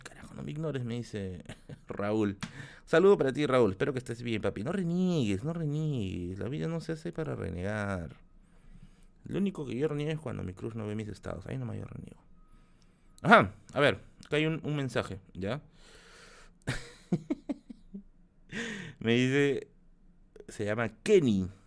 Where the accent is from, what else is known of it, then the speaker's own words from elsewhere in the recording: Tacna, Peru; now in Lima, Peru; mi tierra natal, que es Tacna